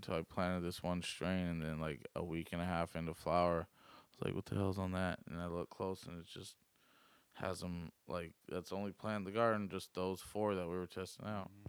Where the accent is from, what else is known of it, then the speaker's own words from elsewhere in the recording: Elkton, Oregon, United States; also born or lived in Arizona / California; I was born in Arizona, then California, then I lived in Elkton from like first grade to seventh grade.